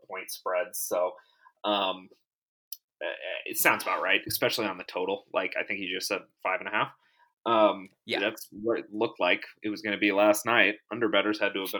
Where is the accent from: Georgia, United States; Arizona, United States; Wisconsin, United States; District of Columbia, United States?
Arizona, United States; now in Las Vegas, United States; I'm from Arizona myself. I grew up a Coyotes fan